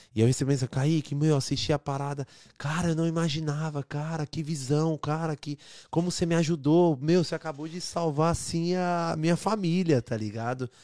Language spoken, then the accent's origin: Portuguese; São Bernardo do Campo, São Paulo, Brazil; moved away as an adult; now in Toronto, Canada; sou de, é, de, São Bernardo, mas sempre trabalhei no centro ali